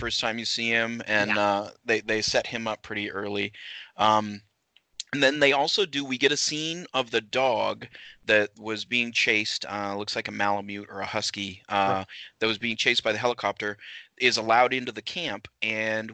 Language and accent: English; Waterville, Maine, United States; I was born in Waterville